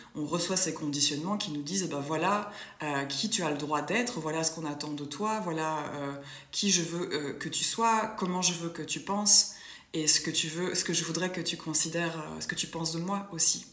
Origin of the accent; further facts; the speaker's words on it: Brussels, Brussels-Capital Region, Belgium; je suis d'origine euh, belge. Donc, je suis née à Bruxelles